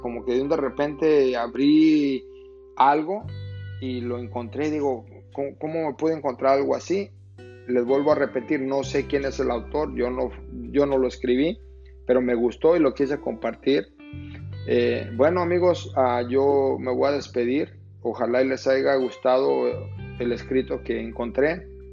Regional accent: Mexico; moved away; yo, por ejemplo, que crecí en México

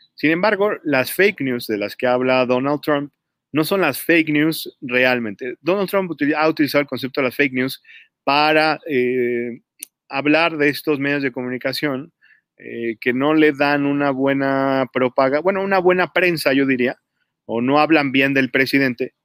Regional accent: Mexico City, Mexico; moved away; also born or lived in Puebla; yo viví 10 años en Puebla, eh, pero yo originalmente soy de la Ciudad de México

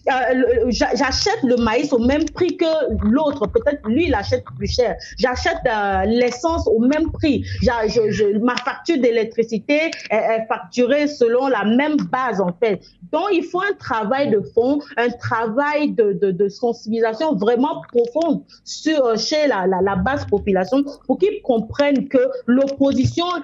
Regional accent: Togo; pour qu'on se concentre sur nous en tant que Togolais, peuple togolais, tout court.

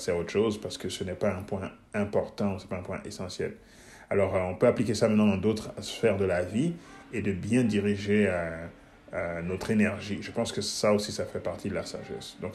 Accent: Guinea; born there; also born or lived in Switzerland; Donc, je, suis né, je suis né en Guinée, en Afrique. Mais euh, je suis allé très très jeune euh, en Suisse, donc je n'ai pas de souvenirs là de mes premiers

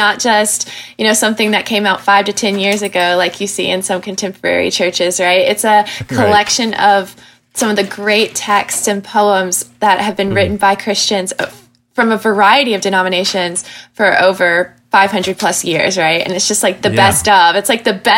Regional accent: Huntsville, Alabama, United States; moved away as an adult; now in Waco, United States; I'm actually from Huntsville, Alabama. Where I was born and raised.

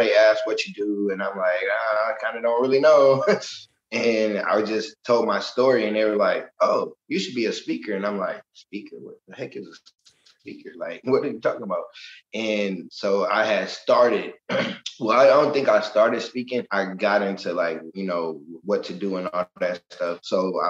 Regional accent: Michigan City, Indiana, United States; now in Indianapolis, United States; I grew up as a kid until 18 in Michigan City.

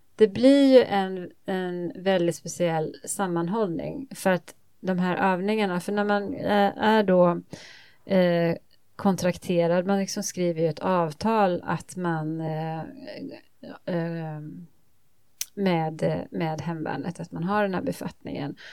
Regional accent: Småland, Sweden; jag kommer från Småland, uppvuxen på landet i, på Småland

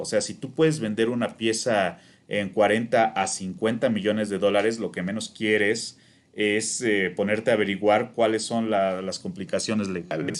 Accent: Mexico; also born or lived in Morelos; como mexicanos

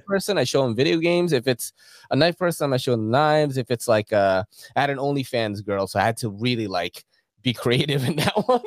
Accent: Philippines; now in United States; I've been watching anime since I was a kid in the Philippines. I was born in the Philippines.

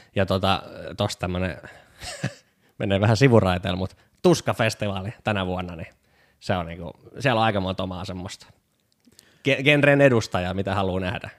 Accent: Pori, Satakunta, Finland; moved away as an adult; also born or lived in Lahti; now in Tampere, Finland; olen porilainen.

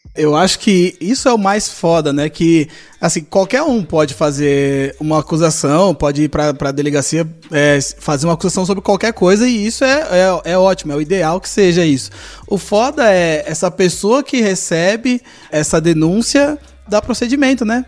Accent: São Paulo, Brazil; eu que sou paulista

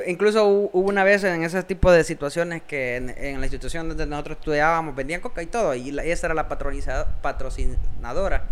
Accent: El Salvador; somos dos personas salvadoreñas

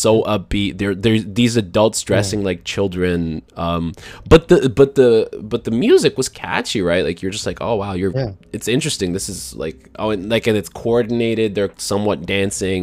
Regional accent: Canada; I grew up in Canada.

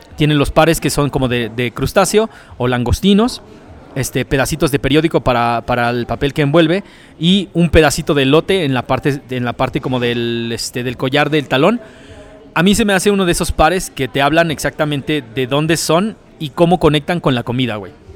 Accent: Nezahualcóyotl, State of Mexico, Mexico; yo nací en Nesa, yo soy born, nacido y criado en Nesa. Mis papás son de Oaxaca

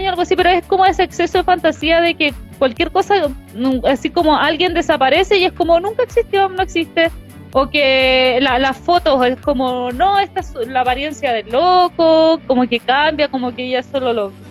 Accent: Chile; Pero si somos de Chile, no somos de México.

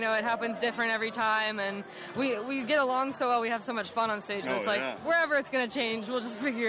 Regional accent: Sims, Ohio, United States; also born or lived in Athens, Ohio; I grew up in Sims. I went to Sycamore. I graduated 4 years ago.

